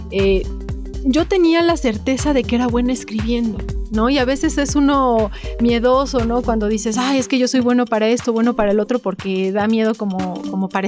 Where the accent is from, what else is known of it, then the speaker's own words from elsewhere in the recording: Puebla, Mexico; born there; Bueno, yo nací en Puebla, me defino muy, muy poblana.